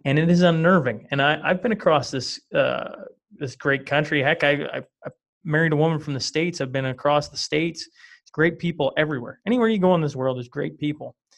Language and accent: English; small town Western Canada, Canada; I come from Western Canada, and not only do I come from Western Canada, I come from small town Western Canada